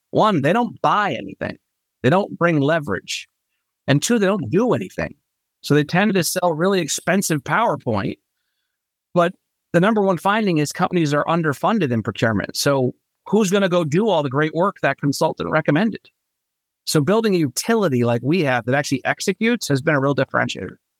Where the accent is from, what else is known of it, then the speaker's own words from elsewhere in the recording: Norwalk, Connecticut, United States; moved away as an adult; also born or lived in Lancaster, Pennsylvania; now in Charleston, United States; I was born and raised in Norwalk, Connecticut